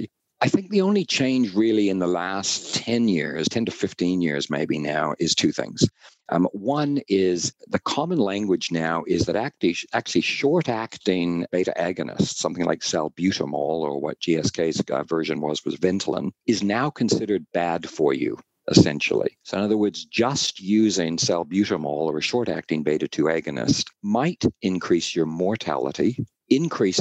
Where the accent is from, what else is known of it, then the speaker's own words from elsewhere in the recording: Canada; accent: North American; now in Auckland, New Zealand; I am from Canada originally